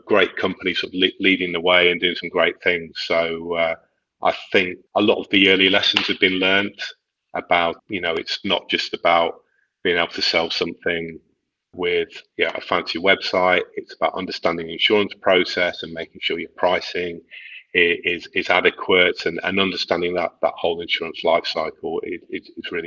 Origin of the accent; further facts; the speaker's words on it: near Liverpool, North West England, United Kingdom; moved away; I grew up near Liverpool, so I'm a Liverpool fan